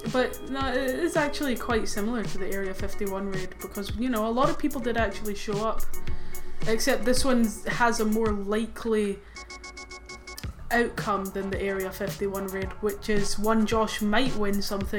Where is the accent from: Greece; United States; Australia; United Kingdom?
United Kingdom; make fun of me for being British